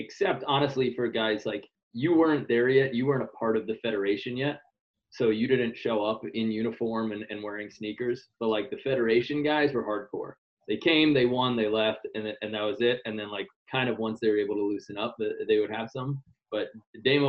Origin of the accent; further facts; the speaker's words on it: New York, United States; now in Hermosa Beach, United States; I'm from Queens, New York